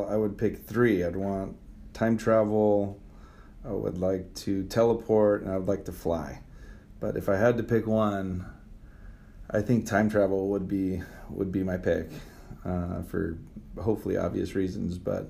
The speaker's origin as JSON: {"language": "English", "town": "Santa Ana", "region": "California", "country": "United States", "tie": "born or raised there", "also_born_or_lived": "Alamo, California", "lives_now": "Redwood City, United States", "said": "I was born in Santa Ana, California, in Orange County, and lived there until 1998."}